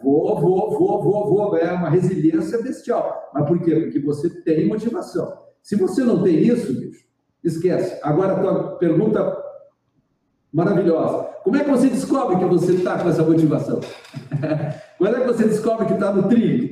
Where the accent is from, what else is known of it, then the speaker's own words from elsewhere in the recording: Rio Grande do Sul, Brazil; moved away as an adult; also born or lived in Porto Alegre; now in Garopaba, Brazil; Eu sou gaúcho. Nasci no Rio Grande do Sul, numa cidadezinha. É, fui criado numa cidade pequenininha do interior.